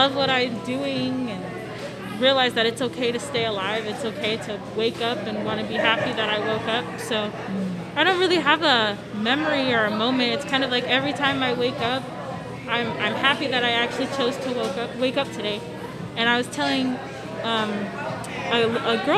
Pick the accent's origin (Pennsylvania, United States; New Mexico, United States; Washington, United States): Washington, United States; south side of; grew up in kind of like the south side of Washington